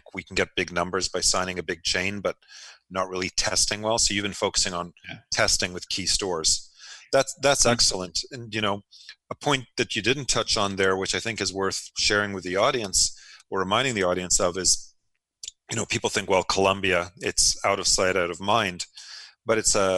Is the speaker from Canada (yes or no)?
yes; Canada; Being Canadian, with everybody acknowledges it's a big market.